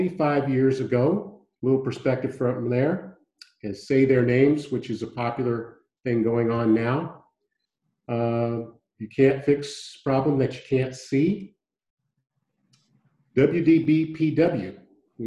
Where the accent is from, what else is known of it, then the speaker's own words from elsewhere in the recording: San Francisco, California, United States; moved away as an adult; also born or lived in Houston, Texas; now in Santa Barbara, United States; I was born and raised in San Francisco